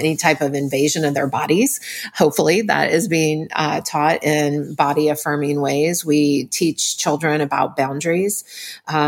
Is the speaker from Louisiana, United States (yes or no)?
yes; New Orleans, Louisiana, United States; I was raised in New Orleans